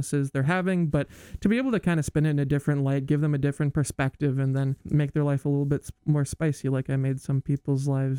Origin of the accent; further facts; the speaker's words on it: Iowa, United States; I'm from Iowa.